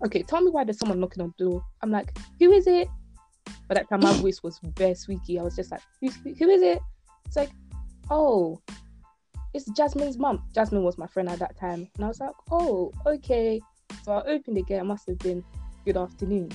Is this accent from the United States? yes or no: no; Ghana; moved away; I grew up in Ghana